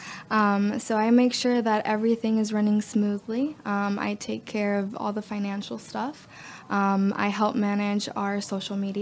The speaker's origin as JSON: {"language": "English", "town": "Guanajay", "region": "Artemisa", "country": "Cuba", "tie": "born or raised there", "first_language": "Spanish", "second_language": "English", "moved": "yes", "lives_now": "Gainesville, United States", "said": "I was born in a little town called Guanahay. It's very close to La Habana."}